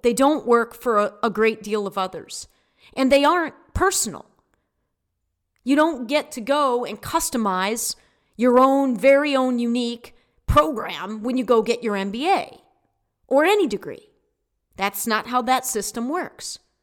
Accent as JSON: {"language": "English", "country": "United States", "said": "as American citizens"}